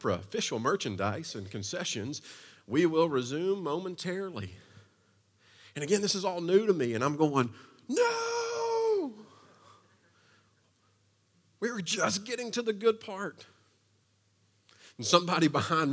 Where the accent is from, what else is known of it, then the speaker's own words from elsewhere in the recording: Eastern Kentucky, United States; I was from Eastern Kentucky, so the only city that I had really been to at that point and spent any time in was Lexington